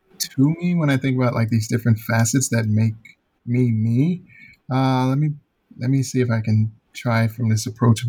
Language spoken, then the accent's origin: English; Chicago, Illinois, United States; moved away as an adult; also born or lived in Alabama; Born and raised in Chicago, grew up there in the public school setting